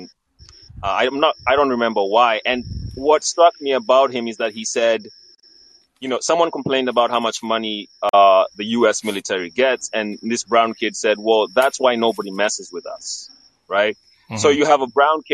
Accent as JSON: {"language": "English", "country": "Kenya", "moved": "yes", "lives_now": "United States", "said": "I am an immigrant to the United States of America. I'm Kenyan"}